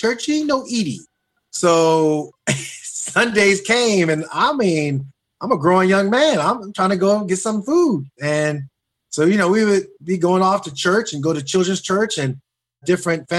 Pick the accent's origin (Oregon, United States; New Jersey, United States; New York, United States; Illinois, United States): New Jersey, United States; Newark; also born or lived in East Orange, New Jersey; I was born in the Weekway section of Newark. I was born at home.